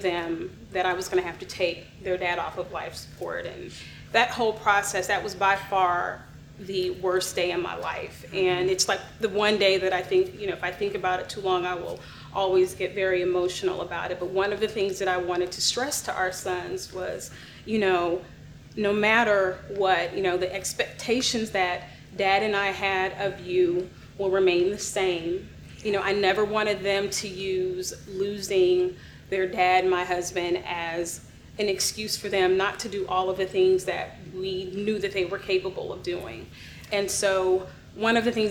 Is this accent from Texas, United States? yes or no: no; Gainesville, Florida, United States; now in Dallas, United States; I'm from Gainesville, Florida.